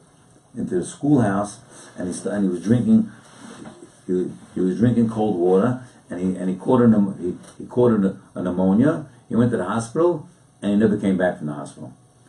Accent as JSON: {"language": "English", "town": "Baltimore", "region": "Maryland", "country": "United States", "tie": "born or raised there", "said": "actually the council in the Vilna office happened to be also from my hometown, from Baltimore."}